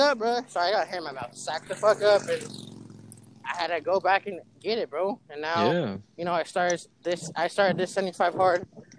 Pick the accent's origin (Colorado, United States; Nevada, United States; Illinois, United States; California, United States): California, United States; Pleasant Hill; growing up in Pleasant Hill